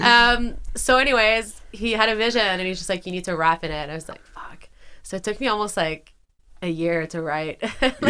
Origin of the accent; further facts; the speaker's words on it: Ottawa, Ontario, Canada; Born and raised in Vanier.